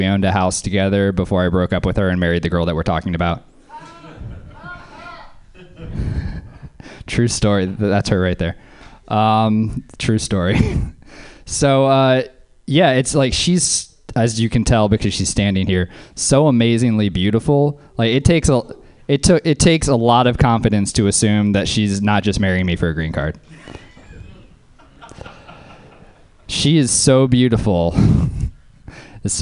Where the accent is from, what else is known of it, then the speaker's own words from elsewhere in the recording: New Orleans, Louisiana, United States; now in Oakland, United States; I'm from Louisiana. I'm from New Orleans